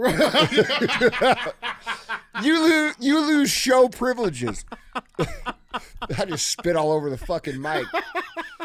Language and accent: English; St. Louis, Missouri, United States; We're from St. Louis, man. It's got to be Provel.